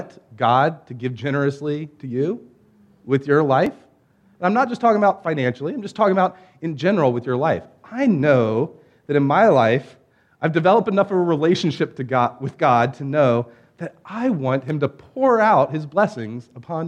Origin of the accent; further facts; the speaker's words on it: Norfolk, Virginia, United States; I grew up in the Hampton Roads area